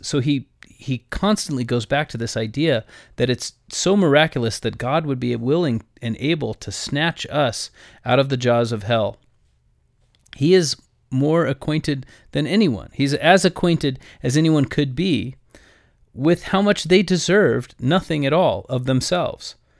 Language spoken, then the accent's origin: English; United States; I am an American